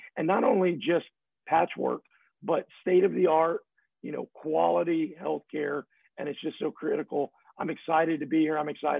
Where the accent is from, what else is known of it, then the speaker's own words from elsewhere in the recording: San Antonio, Camp Wood, Texas, United States; I grew up in San Antonio partly, and I also grew up in a small town, Camp Wood, just past Uvalde there, 500 people in this town.